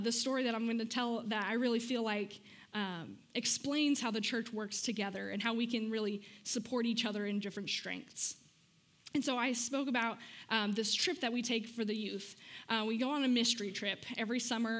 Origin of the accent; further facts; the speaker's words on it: Amarillo, Texas, United States; moved away; I'm from Amarillo